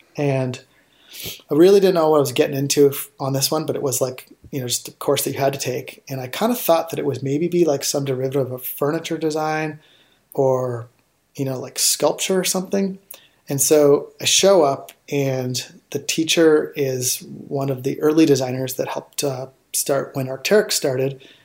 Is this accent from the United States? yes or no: no; outside of Toronto, Ontario, Canada; I grew up outside of Toronto, Ontario, and up in Canada.